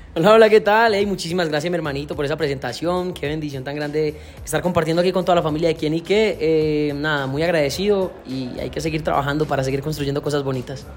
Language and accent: Spanish; Santo Domingo, Antioquia, Colombia; moved away as an adult; now in Valle del Cauca, Colombia; Vengo de un pueblo de Medellín, Antioquia, del cual me siento súper orgulloso, Santo Domingo, Antioquia. Mi familia está allá. Salí del pueblo en busca de mis sueños.